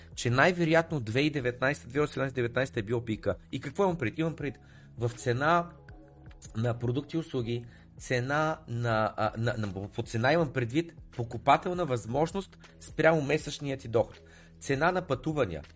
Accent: Bulgaria; moved away as an adult; also born or lived in United Kingdom; съм беден българин, дошъл от

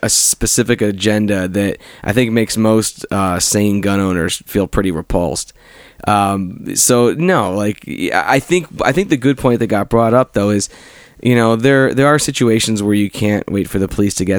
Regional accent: Cleveland, Ohio, United States; I'm from Cleveland

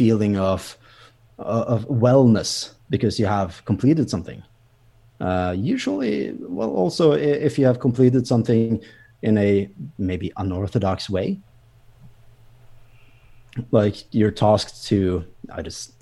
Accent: Bergen, Vestland, Norway; here in Bergen, or here in my hometown.

